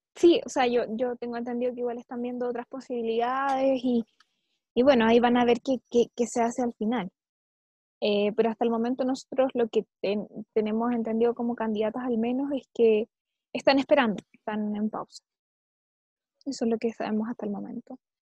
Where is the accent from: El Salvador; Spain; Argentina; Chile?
Chile; nosotros enfrentamos esto como chilenos